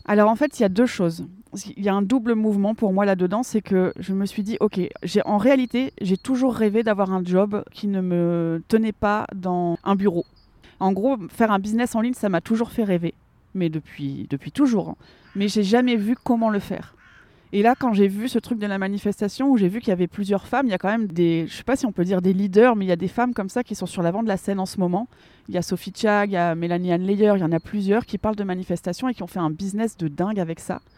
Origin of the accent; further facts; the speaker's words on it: Lille, Hauts-de-France, France; moved away as an adult; also born or lived in Geneva / Thonon-les-Bains; je suis originaire du nord de la France. Euh, j'habitais à Lille.